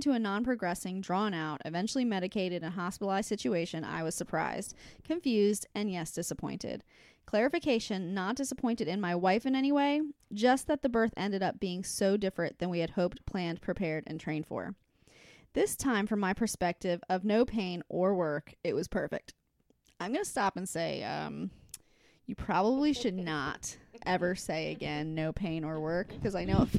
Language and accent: English; Chicago, Illinois, United States; I'm from Chicago.